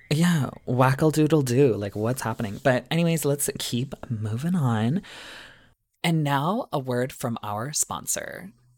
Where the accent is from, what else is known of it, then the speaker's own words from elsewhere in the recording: Canada; I'm not American